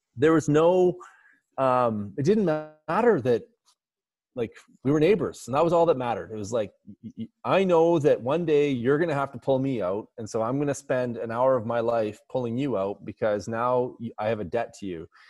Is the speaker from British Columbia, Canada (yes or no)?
no; Alberta, Canada; I'm from Alberta